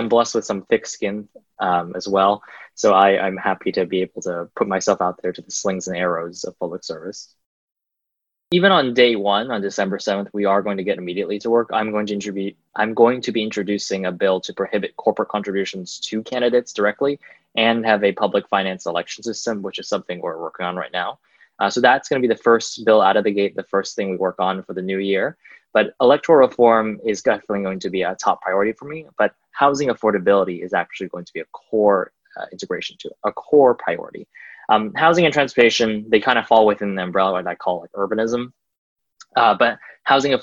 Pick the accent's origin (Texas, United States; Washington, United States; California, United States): California, United States; Milpitas; also born or lived in San Jose; I grew up in Milpitas and San Jose